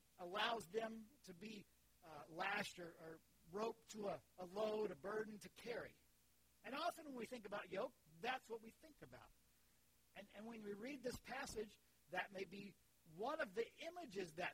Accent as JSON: {"language": "English", "town": "Leesburg", "region": "Florida", "country": "United States", "tie": "born or raised there", "said": "I grew up in Central Florida, in Leesburg, in a farming area"}